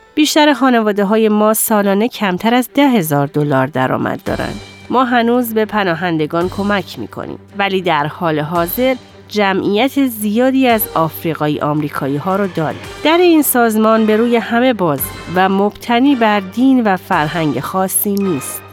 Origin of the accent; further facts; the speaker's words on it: Dearborn, Michigan, United States; من در قسمت جنوبی دیربورن خارج از دیترویت بزرگ شدم.